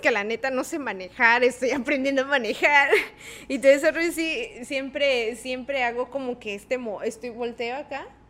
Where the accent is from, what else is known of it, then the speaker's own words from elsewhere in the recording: Tabasco, Mexico; porque somos tabasqueños